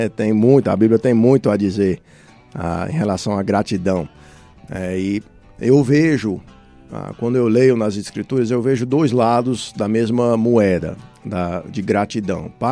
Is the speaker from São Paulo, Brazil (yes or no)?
no; Nova Russas, Ceará, Brazil; also born or lived in Fortaleza; Nova Russas é, é a minha terra natal aqui. Eu fui criado aqui toda a minha vida.